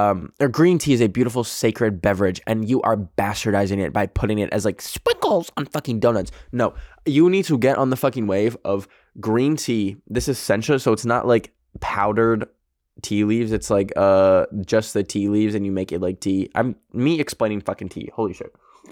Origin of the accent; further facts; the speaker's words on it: Canada; Yes, I just said bag, because I'm Canadian.